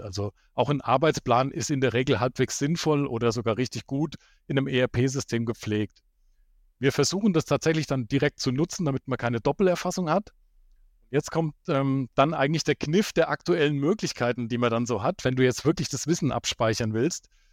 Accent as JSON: {"language": "German", "region": "Hesse", "country": "Germany", "also_born_or_lived": "Baden-Württemberg", "said": "Fünf Jahre habe ich dann in Hessen, wo ich herkomme, ähm, als Anwendungstechniker gearbeitet"}